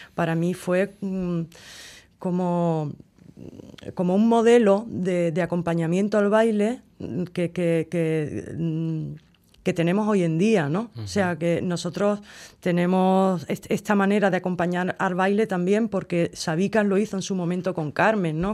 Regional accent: Cádiz, Andalusia, Spain; yo como soy de Cádiz

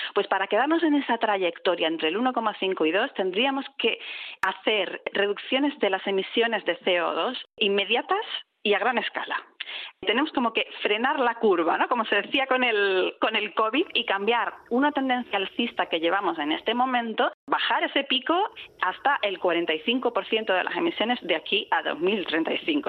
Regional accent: southern Spain, Spain; now in Bilbao, Spain; yo vengo del sur de España

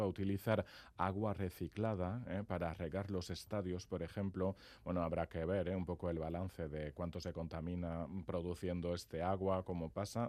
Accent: Labourd, Nouvelle-Aquitaine, France; yo soy de Lapurdi

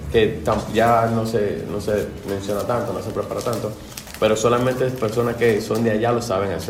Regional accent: Dominican Republic; moved away; yo soy de República Dominicana.

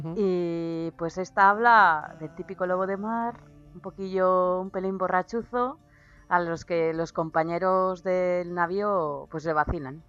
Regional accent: Basque Country, Spain

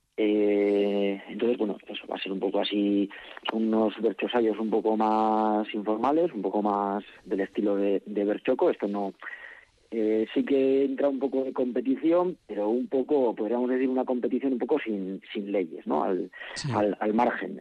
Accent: Salduondo, Basque Country, Spain; soy de Salduondo, no, no es consejo, es ayuntamiento propio

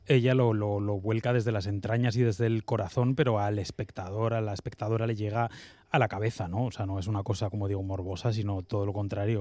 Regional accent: Bilbao, Basque Country, Spain; como bilbaíno

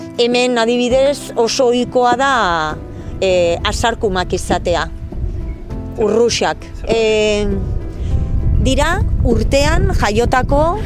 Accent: Basque Country, Spain; also born or lived in Salceda de Caselas, Pontevedra, Galicia; Abustun jaio nintzen, oporretan jaio nintzen, eta han jaio nintzen. Baina gurasok ordurako ja Euskal Herrian bizi zian, eta, eta hemen hementxe hazi

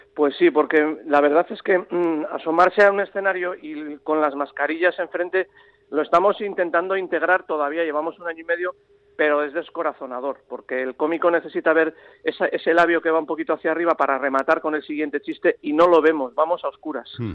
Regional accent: San Sebastián, Basque Country, Spain; yo soy donostiarra, pero amo Bilbao, Navarra, mi abuela de Navarra, mi padre riojano

